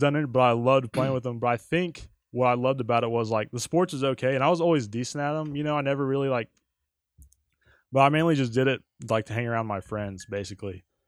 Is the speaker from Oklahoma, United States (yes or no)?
yes; Altus, Oklahoma, United States; moved away; I grew up in Southwest Oklahoma, uh, Altus, Oklahoma.